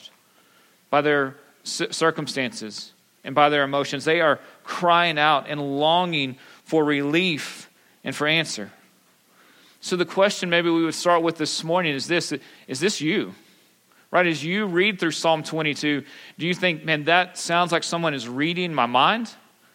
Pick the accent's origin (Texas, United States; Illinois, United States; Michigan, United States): Texas, United States; Pampa; I grew up in Pampa. I'm a good West Texas boy